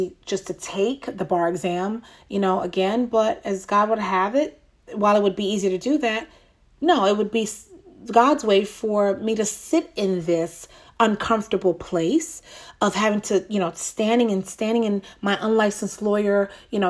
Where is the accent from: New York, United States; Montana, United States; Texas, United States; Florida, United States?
New York, United States; moved away; That's my home. That's my, my hometown, born and raised there